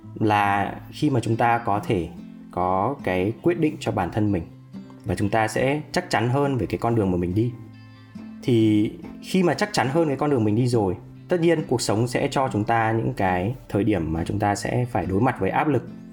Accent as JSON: {"language": "Vietnamese", "country": "Vietnam", "said": "quê hương mình đất nước mình"}